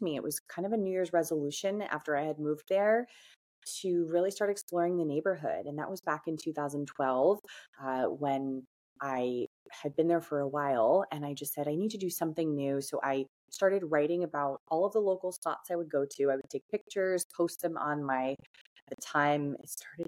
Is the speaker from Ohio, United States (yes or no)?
no; New Jersey, United States; also born or lived in Hoboken, New Jersey; I grew up in North Jersey